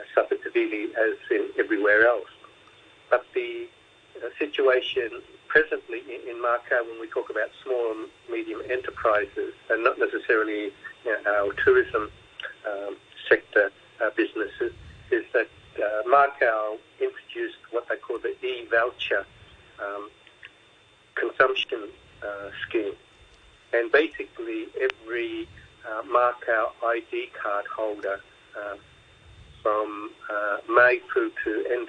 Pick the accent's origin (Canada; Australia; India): Australia; accent: Aussie; now in Hong Kong; I'm an Aussie, so there's the Aussie accent in there